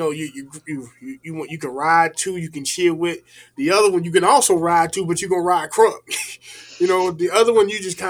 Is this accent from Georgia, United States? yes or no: yes; Georgia, United States; Being that we were raised in Georgia, the crunk thing was something that we grew up